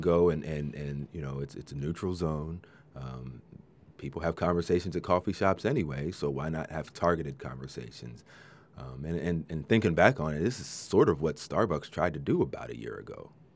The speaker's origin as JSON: {"language": "English", "region": "Maryland", "country": "United States", "tie": "born or raised there", "moved": "yes", "lives_now": "Central Coast, United States", "said": "I grew up in Maryland"}